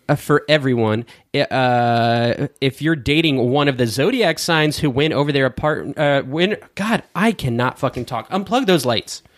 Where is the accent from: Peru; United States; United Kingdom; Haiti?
United States; we're American, not British